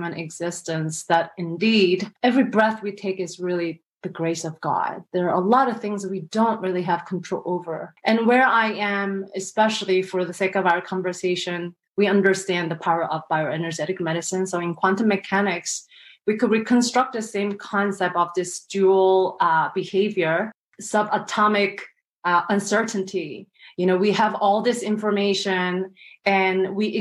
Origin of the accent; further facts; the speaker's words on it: South Korea; moved away; I was born and raised in South Korea